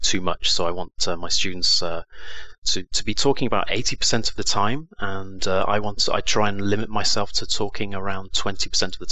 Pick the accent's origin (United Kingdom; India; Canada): United Kingdom; England; now in Lima, Peru; I'm from England, the UK, and I'm in South America in a country called Peru. I'm living in the capital, Lima